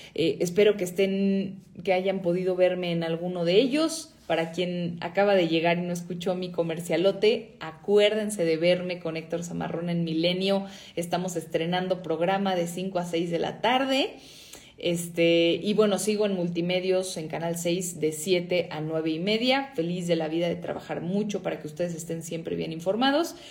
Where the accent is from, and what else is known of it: Mexico